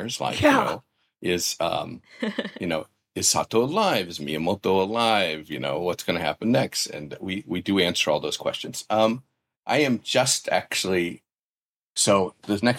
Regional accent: Columbia, Missouri, United States; moved away; also born or lived in Japan; my hometown newspaper, which is the Columbia Daily Tribune

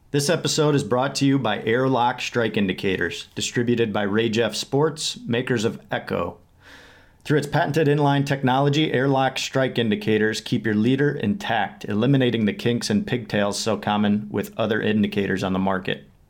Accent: Michigan, United States; my home state of Michigan

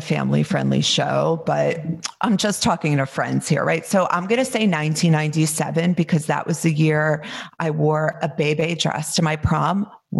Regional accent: New Jersey, United States; I'm from New Jersey. It's a little more elevated there

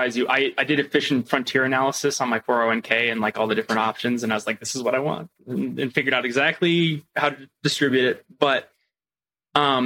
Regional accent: Quebec, Canada; now in California, United States; I'm originally from Quebec.

